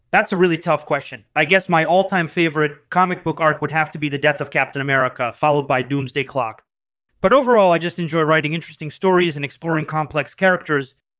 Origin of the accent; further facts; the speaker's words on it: Moscow, Russia; I was born and raised in Moscow.